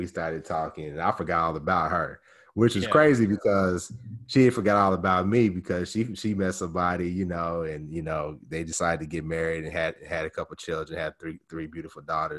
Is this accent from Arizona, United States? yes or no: no; Topeka, Kansas, United States; moved away as an adult; also born or lived in Columbia, Missouri; Originally born and raised in Topeka, Kansas, home of Brown versus Board of Education.